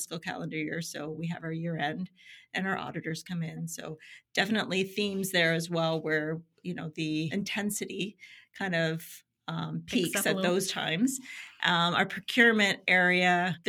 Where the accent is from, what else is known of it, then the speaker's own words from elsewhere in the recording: Niagara-on-the-Lake, Ontario, Canada; now in Ajax, Canada; I am originally from Niagara-on-the-Lake